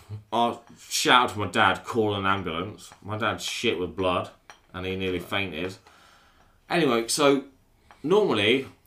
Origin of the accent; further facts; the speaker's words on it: Wendover, South East England, United Kingdom; I'm not from Aylesbury. I'm from Wendover.